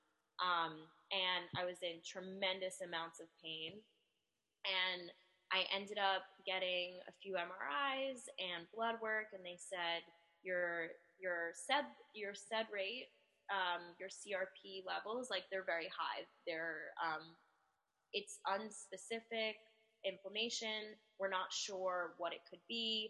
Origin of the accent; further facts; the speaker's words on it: New Jersey, United States; I am from New Jersey, and I'm an identical twin